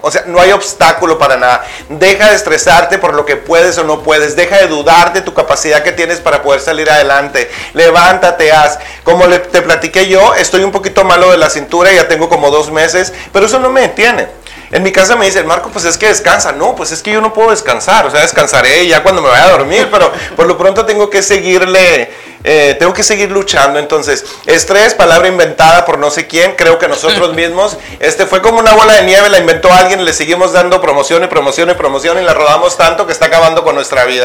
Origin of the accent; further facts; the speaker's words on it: Naco, Sonora, Mexico; moved away; mi pueblo